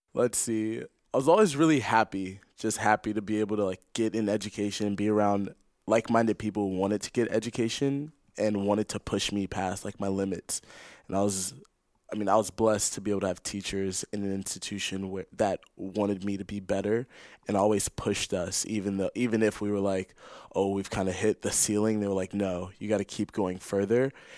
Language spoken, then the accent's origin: English; Los Angeles, California, United States; moved away as an adult; now in Santa Clara, United States; I'm from Los Angeles, California